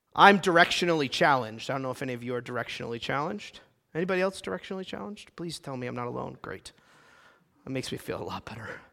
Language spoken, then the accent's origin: English; United States; my being American